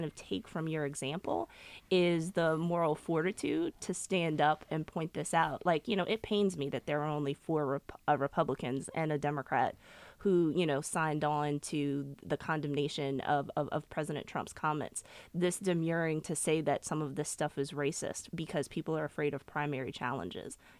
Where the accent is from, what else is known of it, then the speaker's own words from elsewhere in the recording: Virginia, United States; I'm from Virginia